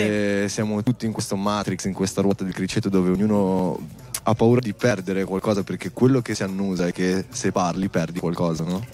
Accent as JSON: {"language": "Italian", "town": "Milan", "region": "Lombardy", "country": "Italy", "tie": "born or raised there", "said": "è il quartiere dove sono cresciuto a Milano, in periferia"}